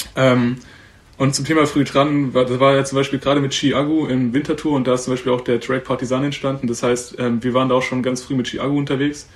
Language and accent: German; Sonnenbühl, Baden-Württemberg, Germany; now in Berlin, Germany; liebe Grüße an die Heimat, ich bin aus Sonnenbühl